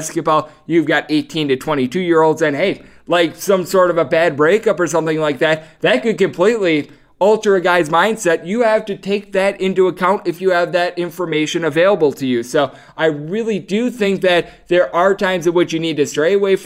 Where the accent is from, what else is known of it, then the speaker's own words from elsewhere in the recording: Wisconsin, United States; my home state